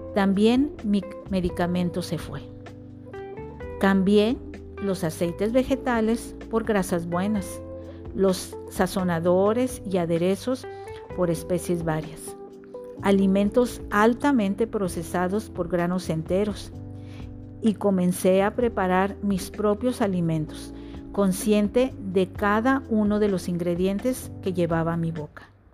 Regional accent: Monterrey, Nuevo León, Mexico; Nací en Monterrey, donde he pasado la mayor parte de mis años.

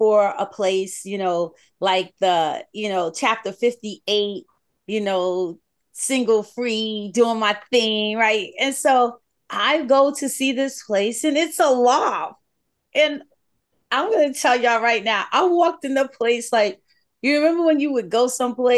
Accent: New York, United States; moved away as an adult; now in the South, United States; I grew up in New York, you know, born and raised

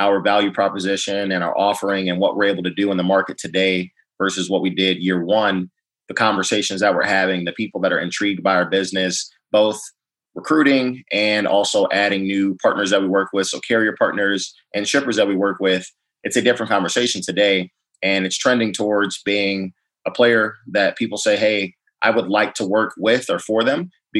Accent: Maywood, Illinois, United States; I'm from Chicago. I grew up in Maywood, which is a suburb just on the west side of the city, right outside

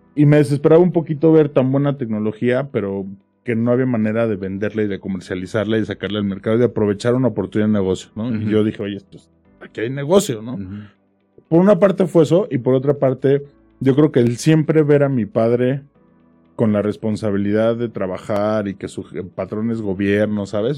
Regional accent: Pachuca, Hidalgo, Mexico; yo soy de Pachuca

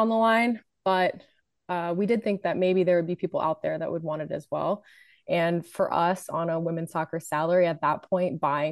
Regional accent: New Jersey, United States; moved away as an adult; I grew up in New Jersey

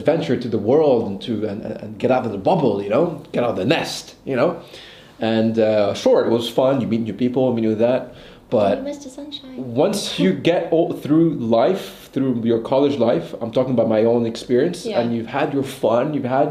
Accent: Bahrain; born or raised there; also born or lived in Annecy, France

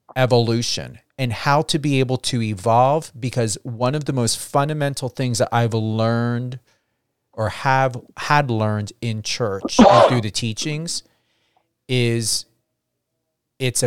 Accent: New Jersey, United States; I come from New Jersey.

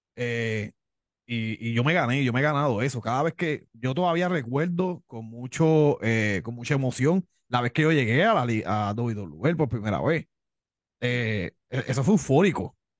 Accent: Levittown, Puerto Rico; accent: Cuban; also born or lived in Miami, Florida; vengo de padres cubanos, nací en Miami, pero me crié aquí en la isla de Puerto Rico

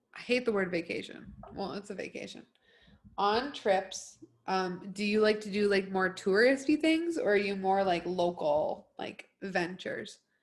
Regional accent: United States; we're American

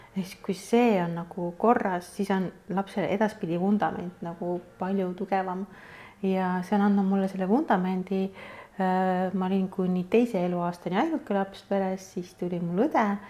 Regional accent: Kuressaare, Saare County, Estonia; moved away as an adult; also born or lived in Tallinn; ma olen Kuressaarest pärit

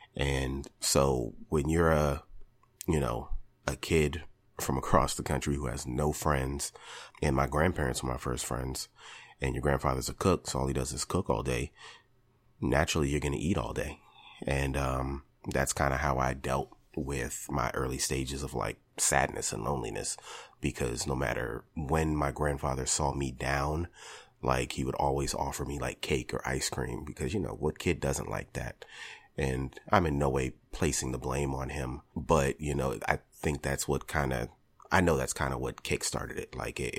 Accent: Richmond, Virginia, United States; also born or lived in California; I was born in California on a military base in Northern California. When I was about 9 years old, my parents decided we were going to move to Richmond.

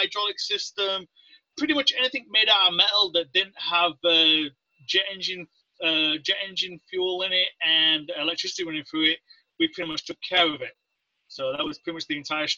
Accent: Leeds, Yorkshire and the Humber, United Kingdom; moved away as an adult; also born or lived in West Valley, Utah; now in United States; I grew up in Northern England, in a town in Northern England about, it's called Leeds

